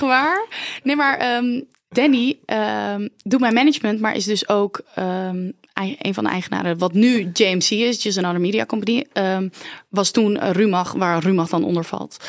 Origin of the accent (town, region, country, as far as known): Oranjewoud, Friesland, Netherlands; born or raised there